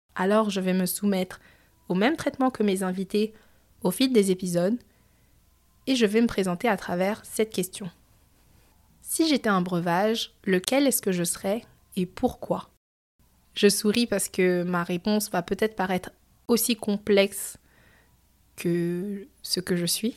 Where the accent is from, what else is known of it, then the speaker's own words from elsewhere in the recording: France; moved away as an adult; now in Montreal, Canada; je suis née en France, j'ai grandi en France et je suis d'origine cambodgienne et chinoise